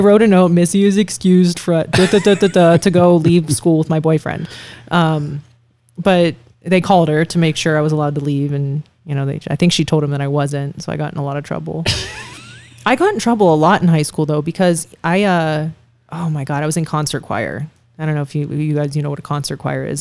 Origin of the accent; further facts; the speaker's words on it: Youngstown, Ohio, United States; moved away as an adult; now in Las Vegas, United States; I do want my kids to grow up there. I think it'd be great for them to go to the same high school that I did